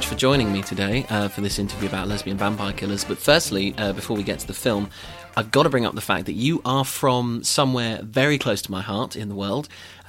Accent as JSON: {"language": "English", "town": "Haverhill", "region": "East of England", "country": "United Kingdom", "tie": "born or raised there", "said": "I'm from Haverhill, so I'm literally just down the road from you."}